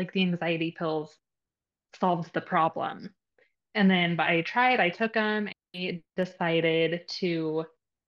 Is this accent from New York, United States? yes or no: no; Utah, United States; moved away as an adult; now in Nevada, United States; I grew up in Utah, which I love Utah.